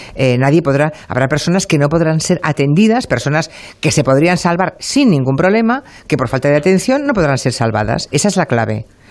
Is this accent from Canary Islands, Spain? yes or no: no; Monforte de Lemos, Galicia, Spain; moved away; Yo me iba a mi pueblo, por ejemplo, me iba a ir a mi pueblo, me iba a ir a, a Monforte de Lemos